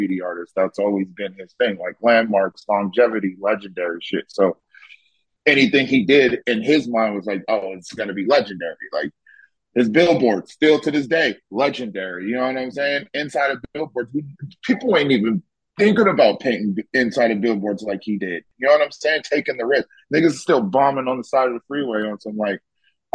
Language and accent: English; California, United States; moved away; also born or lived in Las Vegas; I am from California